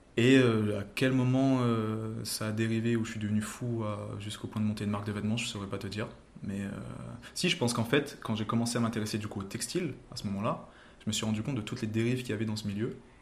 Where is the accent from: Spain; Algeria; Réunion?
Réunion; Saint-Pierre; je suis un réunionnais de Saint-Pierre qui a monté son entreprise à Saint-Pierre